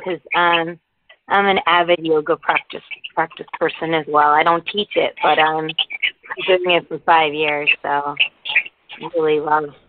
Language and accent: English; United States; also born or lived in Connecticut; I was born and raised in the States, but I happen to be Indian